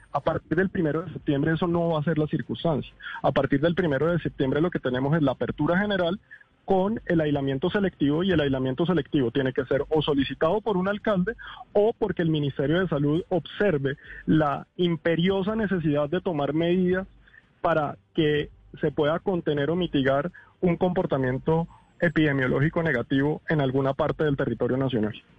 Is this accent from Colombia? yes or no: yes; Colombia; como los colombianos somos de expresivos